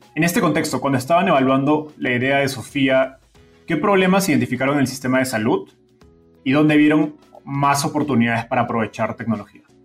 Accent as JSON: {"language": "Spanish", "country": "Peru", "said": "yo soy peruano"}